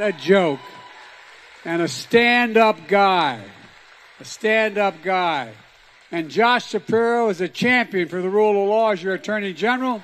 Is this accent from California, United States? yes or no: no; Scranton, Pennsylvania, United States; growing up in Scranton